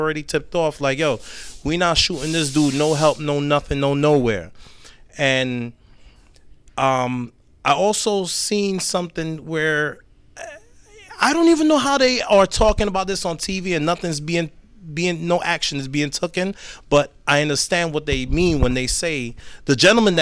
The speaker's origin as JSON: {"language": "English", "town": "New York City", "region": "New York", "country": "United States", "tie": "born or raised there", "said": "growing up in Brooklyn, New York"}